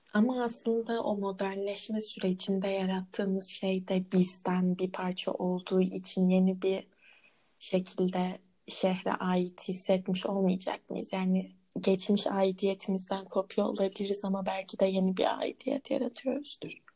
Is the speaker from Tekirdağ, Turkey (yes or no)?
no; Ankara, Turkey; Konutkent'e kendimi Hı-hı. çok ait hissediyorum. Çünkü neden? Orada büyüdüm.